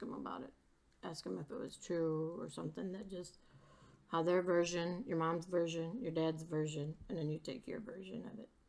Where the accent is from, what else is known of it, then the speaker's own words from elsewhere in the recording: Three Rivers, Michigan, United States; I was born in Three Rivers, Michigan in 1956